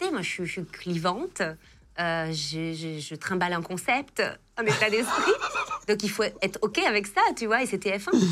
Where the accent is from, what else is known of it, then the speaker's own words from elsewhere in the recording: Marseille, Provence-Alpes-Côte d'Azur, France; moved away as an adult; also born or lived in Paris; je suis marseillaise